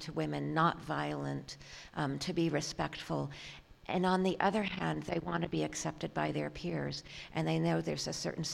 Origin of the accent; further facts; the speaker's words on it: San Francisco, California, United States; moved away; also born or lived in Philadelphia; I grew up in San Francisco.